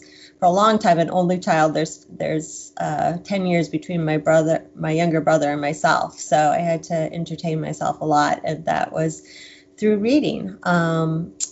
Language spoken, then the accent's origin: English; Wisconsin, United States; moved away as an adult; also born or lived in Boston; I'm still a Midwestern girl at heart. I'm from Wisconsin